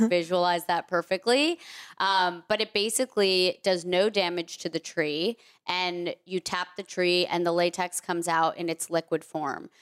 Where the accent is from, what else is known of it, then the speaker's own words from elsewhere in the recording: Vermont, United States; I grew up mostly in Vermont